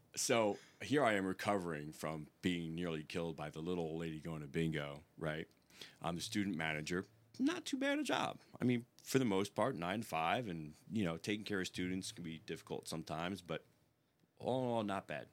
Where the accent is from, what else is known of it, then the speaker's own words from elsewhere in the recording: New York, United States; moved away as an adult; I am from New York